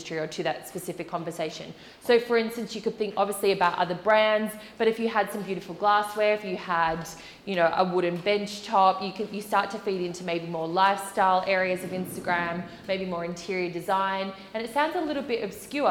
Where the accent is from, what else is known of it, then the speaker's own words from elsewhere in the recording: Australia; moved away; I am Australian, and a lot of my family and friends are in Australia